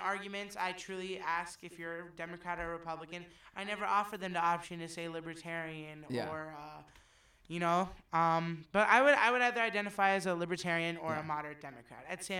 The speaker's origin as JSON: {"language": "English", "region": "New York", "country": "United States", "said": "My family is a fan of the Giants, too, because we're from New York."}